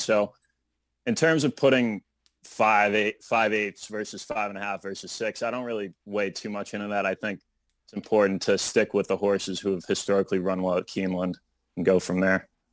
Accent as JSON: {"language": "English", "town": "Brighton", "region": "Massachusetts", "country": "United States", "said": "I'm from Brighton, Massachusetts, and I grew up playing a lot of hockey and baseball."}